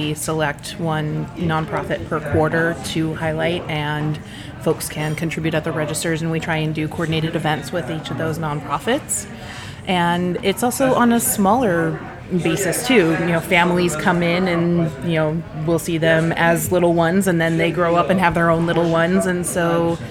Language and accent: English; Las Vegas, Nevada, United States; moved away; I grew up primarily in Las Vegas, where there was not a whole lot of shop local happening